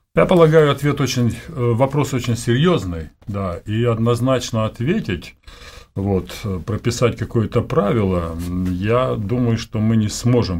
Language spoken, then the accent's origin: Russian; Siberia, Omsk Oblast, Russia; moved away as an adult; also born or lived in Almaty / Bishkek (Frunze); Родился я в Сибири, вот, в холодной, в Омской области – после 10 классов э, переехал в Омск, областной город большой.